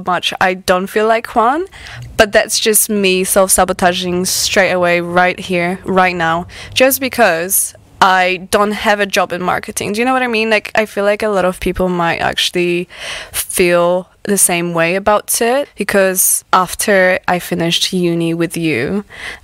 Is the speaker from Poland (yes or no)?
yes; Poland; English is a second language; moved away as an adult; also born or lived in Aberystwyth, Wales; now in Wales, United Kingdom; I am originally from Poland. So I moved here when I was 19